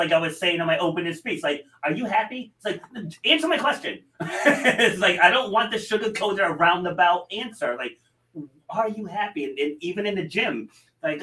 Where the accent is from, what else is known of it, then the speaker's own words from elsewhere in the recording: New York, United States; now in Rhode Island, United States; I was born in New York and I have absolutely zero desire to move back there